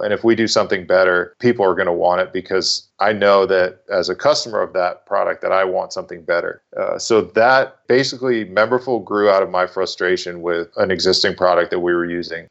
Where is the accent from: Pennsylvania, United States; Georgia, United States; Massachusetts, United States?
Massachusetts, United States; moved away as an adult; also born or lived in North Carolina; I'm originally from Massachusetts, grew up, born and raised there.